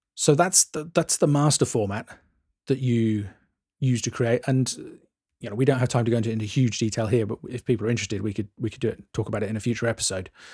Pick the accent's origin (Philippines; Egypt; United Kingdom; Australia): United Kingdom; England; I'm English